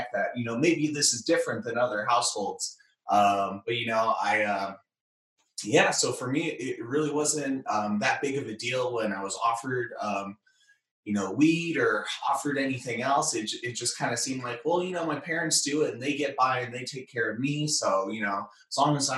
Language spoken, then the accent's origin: English; Bay Area, California, United States; I was born and raised in the Bay Area, California.